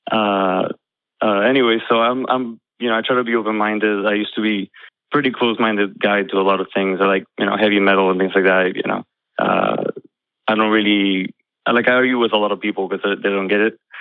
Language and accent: English; Argentina; now in Jacksonville, United States; I'm from Argentina. Uh, I'm in Florida now, Jacksonville